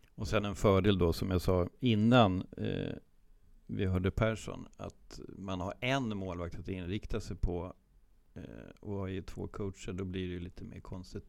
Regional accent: Sweden; som svensk målvaktstränare

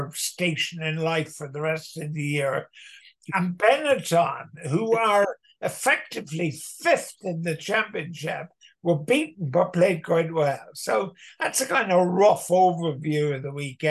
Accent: Cork, Munster, Ireland; moved away; I'm from Cork, so Munster is my team. And you can never, no matter how long I've been left Cork, you can't take Munster away from me

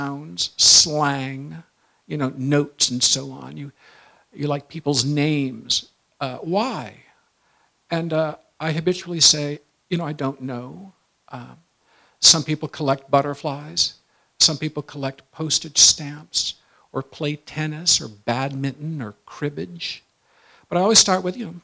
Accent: Michigan, United States; I was from Michigan

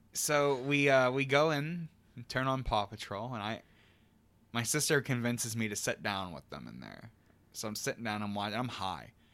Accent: United States; being an American

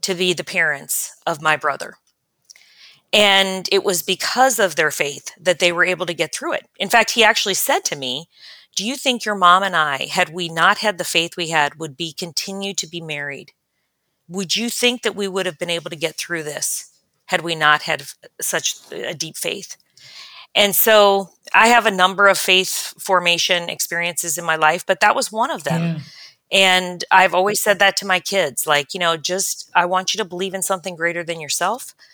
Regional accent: Cincinnati, Ohio, United States; also born or lived in California / Chicago / Kansas City; I grew up in Cincinnati, Ohio, and spent the better part of my life there

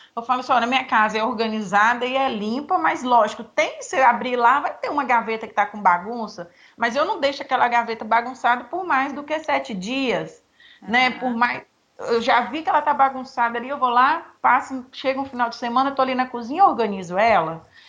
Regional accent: Nanuque, Minas Gerais, Brazil; now in Espírito Santo, Brazil; eu sou de Nanu, que é Minas divisa com a Bahia

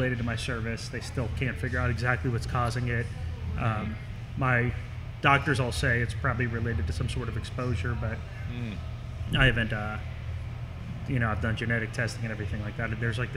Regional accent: Milford, Ohio, United States; I'm from Milford

